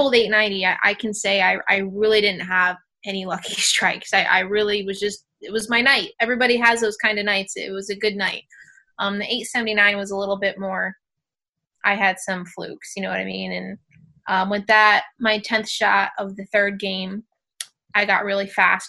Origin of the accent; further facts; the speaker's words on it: New York, United States; being a New Yorker